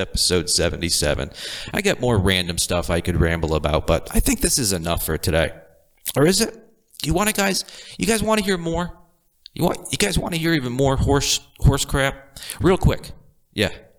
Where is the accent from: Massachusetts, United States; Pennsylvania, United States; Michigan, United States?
Massachusetts, United States; Boston; born into a lower to middle class family from the Boston area